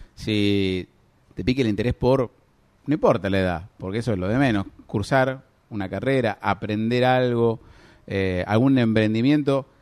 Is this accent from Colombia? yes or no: no; Necochea, Buenos Aires Province, Argentina; tenemos en Necochea una ciudad pesquera por naturaleza